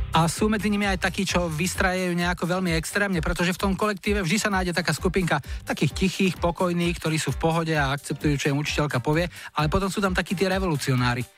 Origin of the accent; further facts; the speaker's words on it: Nové Mesto nad Váhom, Trenčín Region, Slovakia; now in Dolné Orešany, Slovakia; Som rodačka z Nového mesta nad Váhom